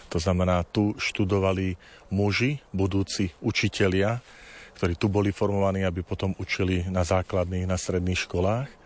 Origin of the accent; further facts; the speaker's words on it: Tvrdošín, Žilina Region, Slovakia; Ja som vyrastal chlapec z dediny. Medvedzie to je časť pri tvrdošíne, kde sme doma gazdovali.